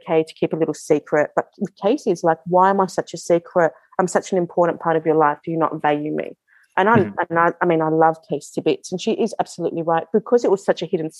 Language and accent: English; Melbourne, Victoria, Australia; I was born in Australia.